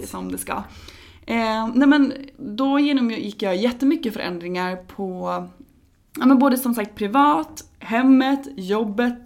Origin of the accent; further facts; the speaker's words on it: Norrköping, Östergötland, Sweden; moved away; i Norrköping där jag är ifrån